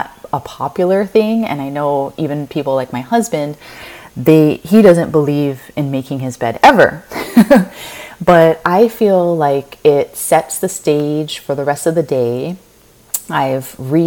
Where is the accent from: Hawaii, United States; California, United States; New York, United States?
Hawaii, United States; Kauai; now in Honolulu, United States; I am a local girl from the island of Kauai, born and raised in Hawaii.